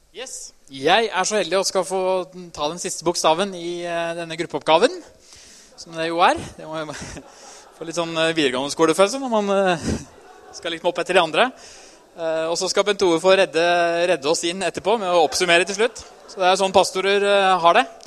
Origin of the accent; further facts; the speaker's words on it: Trysil, Innlandet, Norway; Jeg er jo fra Trysil